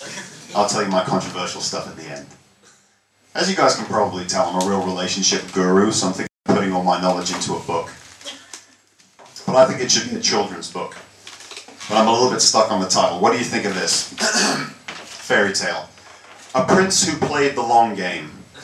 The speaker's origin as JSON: {"language": "English", "country": "United States", "moved": "yes", "lives_now": "Australia", "said": "I, too, am a foreigner to this country. I'm from the United States, but I've been here for 26 years, which is why I sound Australian."}